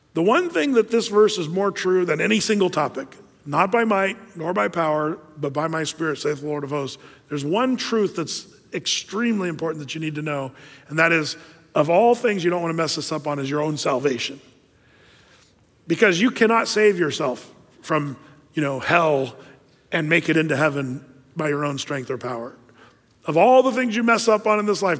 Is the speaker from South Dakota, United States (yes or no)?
no; Southern Oregon, United States; I'm from Southern Oregon